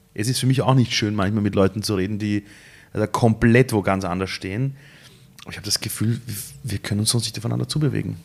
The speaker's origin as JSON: {"language": "German", "region": "Vienna", "country": "Austria", "tie": "born or raised there", "said": "Sind wir in Simmering gemeinsam aufgewachsen, seit wir sechs Jahre alt sind"}